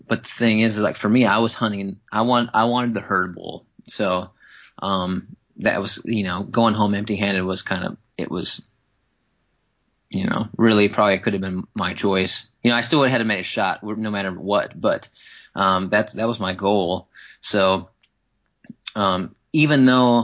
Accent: Wisconsin, United States; growing up in Wisconsin, whitetail hunting

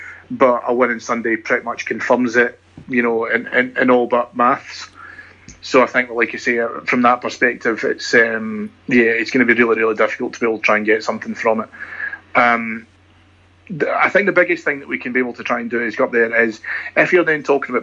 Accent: Scotland, United Kingdom; being Scottish and being a Rangers fan

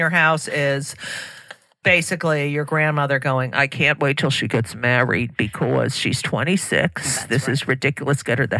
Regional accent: New Jersey, United States; I'm from New Jersey.

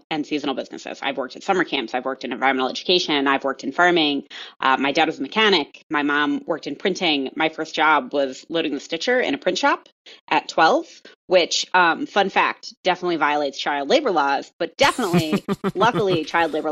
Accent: Colorado, United States; I'm from Colorado

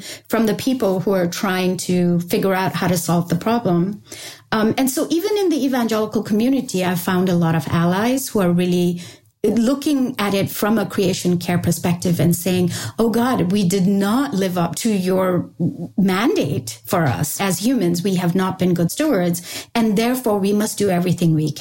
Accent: Sikkim, India; I come from Sikkim. I come from a Bhutia family, which means basically a Tibetan settled in that region family

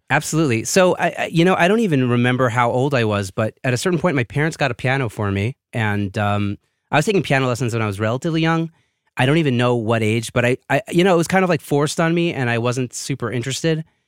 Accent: New York City, New York, United States; moved away as an adult; also born or lived in Israel; now in Jerusalem, Israel; I was born and raised in Brooklyn, New York

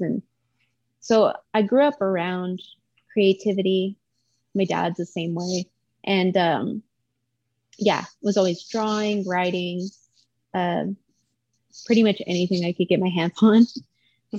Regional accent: El Paso, Texas, United States; I grew up in El Paso, Texas

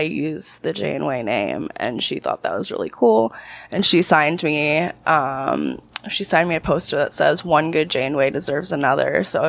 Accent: New Jersey, United States; also born or lived in Canada; But I am from Jersey. Mm-hmm. I am an American citizen and all that fun stuff

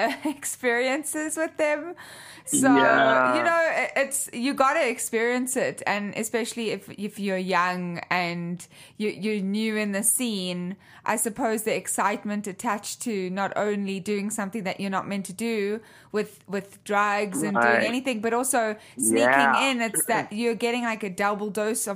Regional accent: South Africa; I'm actually from South Africa.

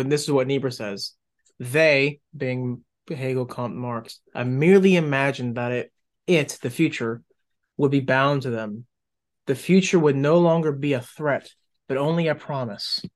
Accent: United States; I was born in the United States

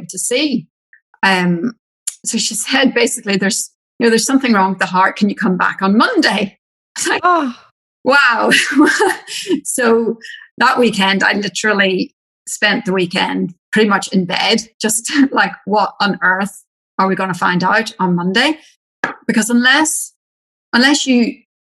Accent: Ireland; accent: Irish; moved away as an adult; now in Australia; I'm Irish

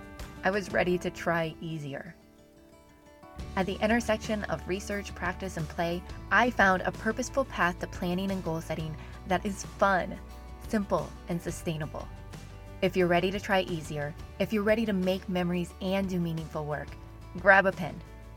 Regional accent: Iowa, United States; I was raised in Iowa, and Iowans are known for their strong work ethic. We're hard workers.

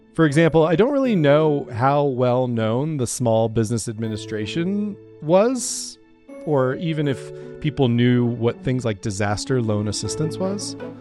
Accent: Nebraska, United States; I grew up in Nebraska, uh, you know, on the, on the Great Plains

